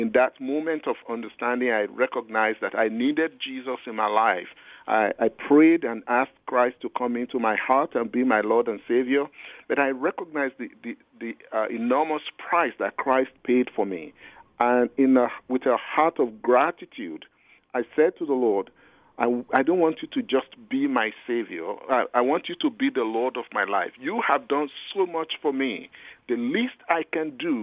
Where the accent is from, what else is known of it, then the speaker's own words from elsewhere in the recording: Nigeria; I'm a Nigerian.